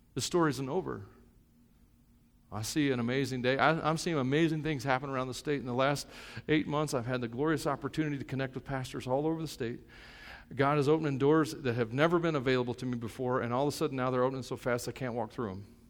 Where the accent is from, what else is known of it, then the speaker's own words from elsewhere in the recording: United States; I'm an American.